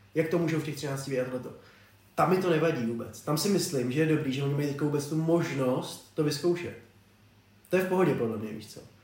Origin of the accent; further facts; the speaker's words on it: Czechia; jako Čech